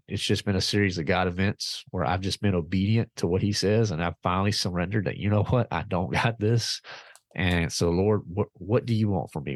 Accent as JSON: {"language": "English", "town": "Clarksville", "region": "Virginia", "country": "United States", "tie": "born or raised there", "said": "I'm from Virginia, a little town called Clarksville, Virginia"}